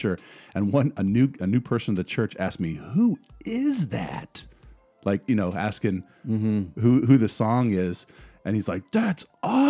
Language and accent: English; Columbia, South Carolina, United States; moved away as an adult; now in Germany; I'm from Columbia. Well, from Columbia, lived there the longest out of my life